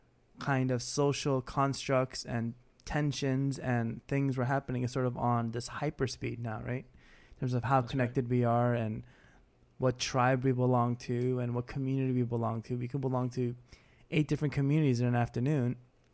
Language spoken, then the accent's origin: English; Queens, New York, United States; also born or lived in Texas / Brooklyn; All I know is that I was born in Texas, but pretty much raised in New York. We moved to Brooklyn when I was in first grade, then moved to Queens, and I've been in Queens my whole life.